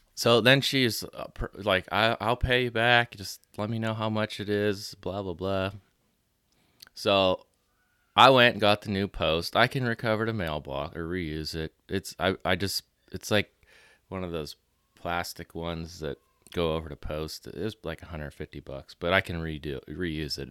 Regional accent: near Pittsburgh, Pennsylvania, United States; I grew up closer

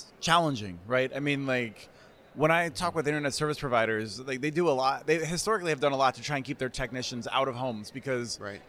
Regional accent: Allentown, Pennsylvania, United States; And I'm from the eastern side of Pennsylvania. You're over there on the western side. I grew up in Allentown, Pennsylvania.

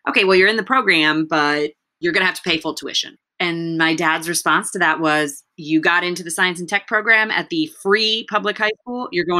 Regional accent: United States; I understood English and I was born in the United States.

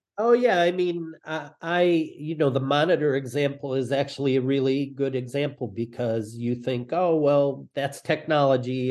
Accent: Detroit, Michigan, United States; I grew up in Detroit

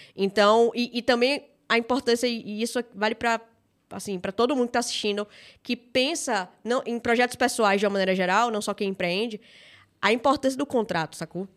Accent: Salvador, Bahia, Brazil; Sou natural de Salvador, Bahia. Acho que meu sotaque entrega

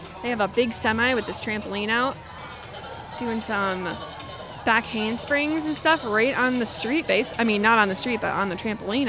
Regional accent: Hastings, Minnesota, United States; I am from Hastings, so Strawberry Fest is not that far away from where I grew up, basically.

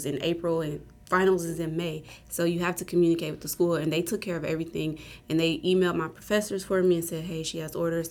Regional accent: Indianapolis, Indiana, United States; moved away as an adult; I'm from Indianapolis, Indiana

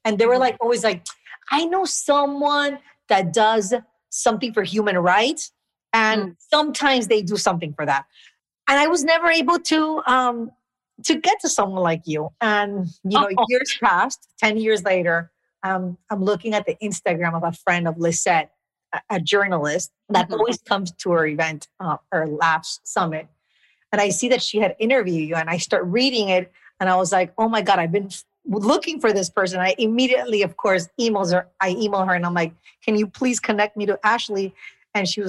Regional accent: Nicaragua; I was born and raised in Nicaragua

